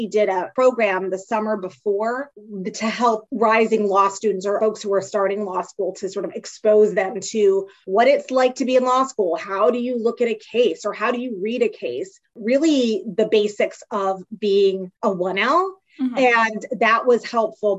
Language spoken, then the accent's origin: English; Silver Spring, Maryland, United States; also born or lived in Pittsburgh, Pennsylvania / North Carolina; I'm from the DC, Maryland suburbs. So I grew up in Silver Spring, Maryland